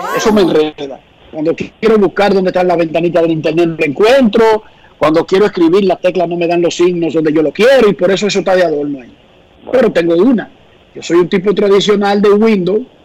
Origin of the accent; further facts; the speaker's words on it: Santo Domingo Oeste, Distrito Nacional, Dominican Republic; cuando yo crecí en Buenos Aires de Herrera, esa esquina, cuando yo era niño, era completamente tranquila